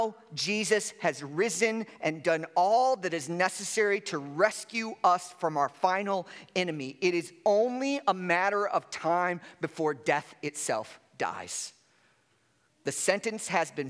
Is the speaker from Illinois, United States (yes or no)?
yes; Chicago, Illinois, United States; I grew up in Chicago and during the 80s and 90s.